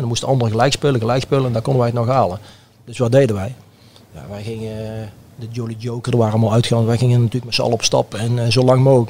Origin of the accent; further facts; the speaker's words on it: Oosterhout, North Brabant, Netherlands; also born or lived in Breda; ik ben in Breda geboren, maar ik ben in Oosterd opgegroeid.